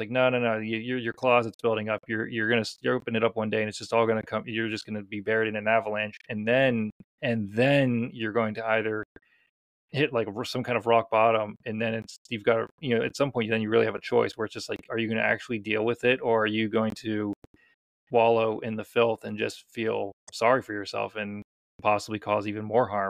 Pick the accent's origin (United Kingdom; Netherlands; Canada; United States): United Kingdom; Scotland; oh yeah, I'm Scottish, I'm just going to tough through it